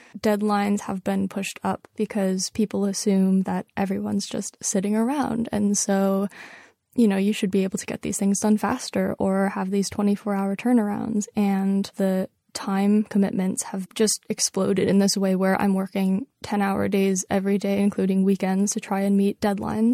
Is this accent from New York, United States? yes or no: yes; New York, United States; I was born in New York. I was raised in New York. I've lived here my entire life